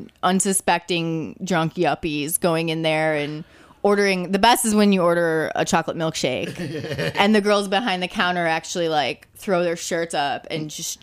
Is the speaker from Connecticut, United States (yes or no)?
no; Chicago, Illinois, United States; I'm from Chicago